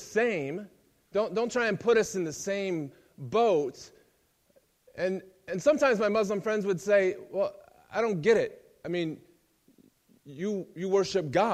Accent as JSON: {"language": "English", "country": "United States", "moved": "yes", "said": "I'm American."}